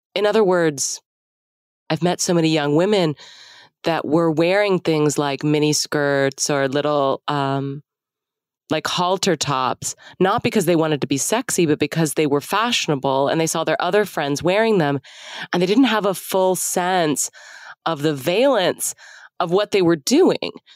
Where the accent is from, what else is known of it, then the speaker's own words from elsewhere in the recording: Dallas, Texas, United States; also born or lived in Austin; I grew up in Dallas in a pretty conservative part of the city in the 80s